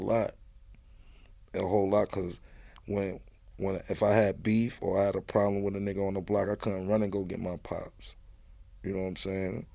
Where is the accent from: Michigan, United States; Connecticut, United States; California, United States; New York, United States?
New York, United States; New York City; one five one. That's where I'm from. Raised me.